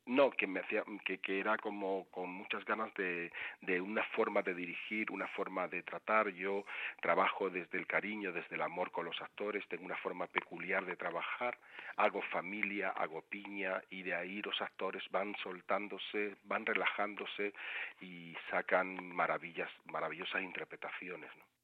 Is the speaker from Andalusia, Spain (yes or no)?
yes; Seville, Andalusia, Spain; moved away as an adult; now in Madrid, Spain; yo soy originario de Sevilla, aunque llevo en Madrid ya veintitantos años